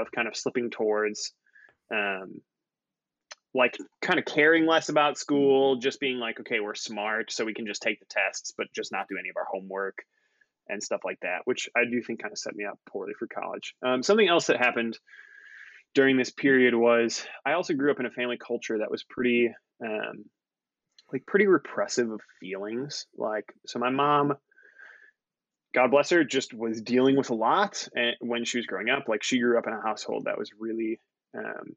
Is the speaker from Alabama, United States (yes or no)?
no; Waukesha, Wisconsin, United States; I grew up in Waukesha, Wisconsin